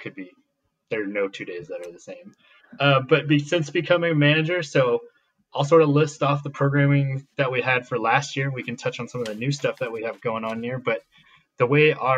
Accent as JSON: {"language": "English", "area": "Bay Area", "region": "California", "country": "United States", "tie": "born or raised there", "said": "I grew up born in California, grew up in the Bay Area, South Bay mostly"}